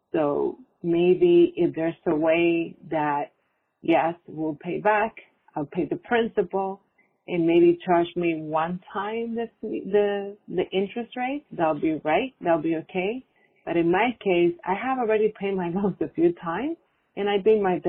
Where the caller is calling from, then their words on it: New York, United States; I'm calling from New York.